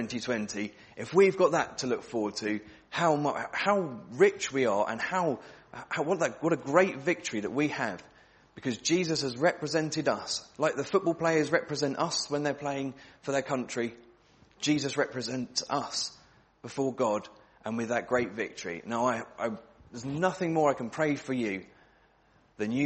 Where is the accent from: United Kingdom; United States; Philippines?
United Kingdom; England; We're from England as well, aren't we?